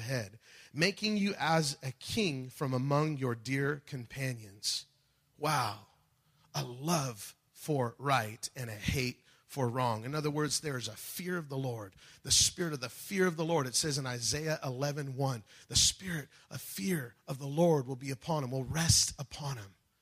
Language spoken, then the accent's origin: English; United States; I'm a believer before I'm an American